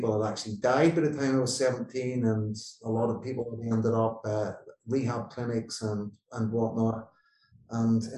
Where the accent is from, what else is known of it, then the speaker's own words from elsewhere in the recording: Northern Ireland, United Kingdom; I grew up in Northern Ireland where there was the political divide between Catholics and Protestants